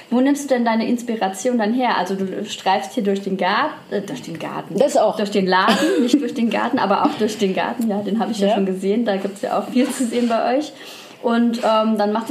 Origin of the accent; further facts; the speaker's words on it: France; German is a second language; Ich bin Französin, nicht Deutsch.